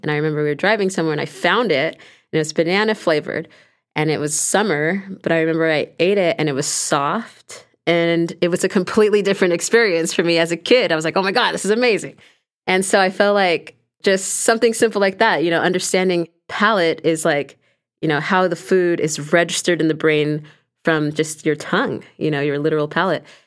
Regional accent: Los Angeles, California, United States; growing up in Los Angeles

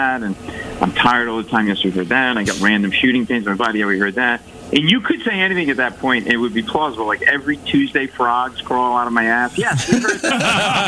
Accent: Rhode Island, United States; now in New York, United States; I live in New York, but I grew up in Rhode Island

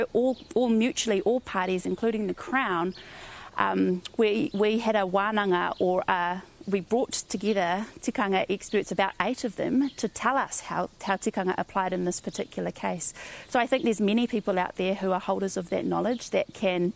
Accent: Whakatane, Bay of Plenty, New Zealand; I come from Whakatane

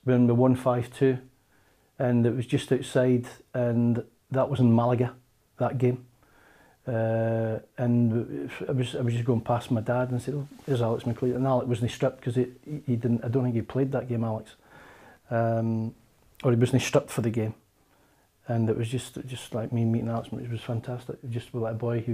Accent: Keith, Scotland, United Kingdom; having been the kid that kicked the ball in the streets and created his own footy team in Keith. My dad was the manager

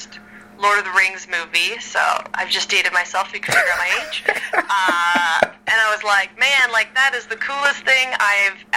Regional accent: Canada; moved away as an adult; now in Los Angeles, United States; I'm from Canada, so I don't know American temperature

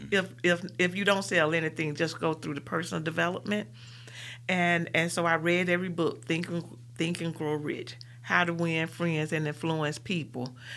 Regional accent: Birmingham, Alabama, United States; I'm from Collegeville. I went to West End High School, and I'm from Powderly

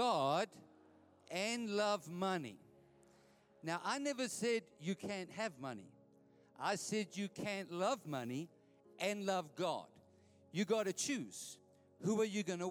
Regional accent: Edenvale, Gauteng, South Africa; I grew up in Edenvale, my wife and I.

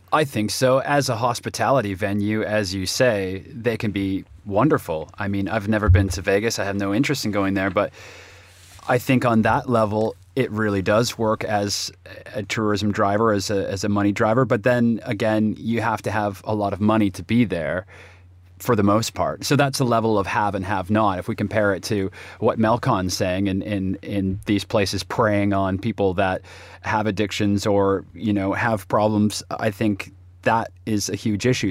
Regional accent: Toronto, Ontario, Canada; my hometown, Toronto

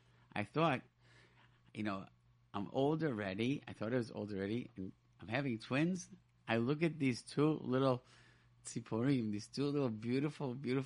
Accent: Rochester, New York, United States; I grew up in Rochester, New York, and there was no yeshiva. There's no high school.

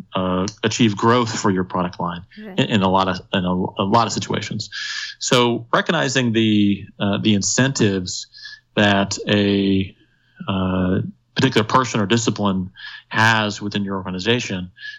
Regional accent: Indiana, United States; moved away; back in my home state of Indiana

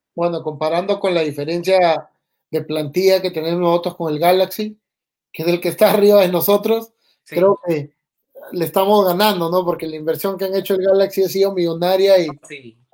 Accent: Peru; como peruano

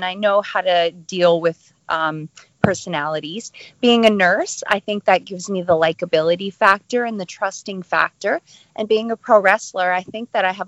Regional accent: Calgary, Alberta, Canada; moved away; Growing up in Calgary, it's a huge wrestling city.

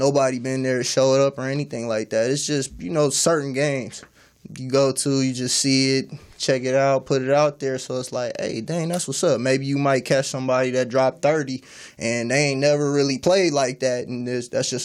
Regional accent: Long Beach, California, United States; I'm from Long Beach

